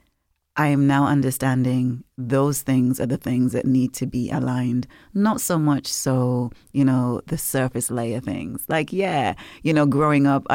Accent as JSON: {"language": "English", "region": "Nevis", "country": "St. Kitts & Nevis", "tie": "born or raised there", "said": "growing up in Nevis"}